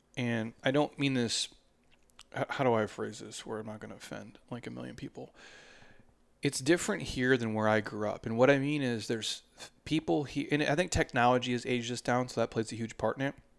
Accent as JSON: {"language": "English", "region": "Minnesota", "country": "United States", "tie": "born or raised there", "moved": "yes", "lives_now": "Arizona, United States", "said": "I grew up in Minnesota"}